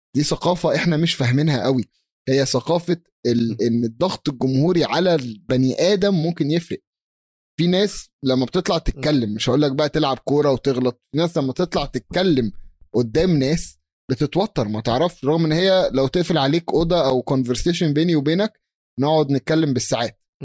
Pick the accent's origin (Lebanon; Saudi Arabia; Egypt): Egypt